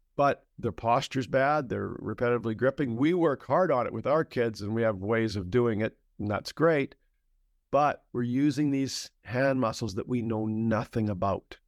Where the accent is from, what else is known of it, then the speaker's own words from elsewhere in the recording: Canada; I'm a Canadian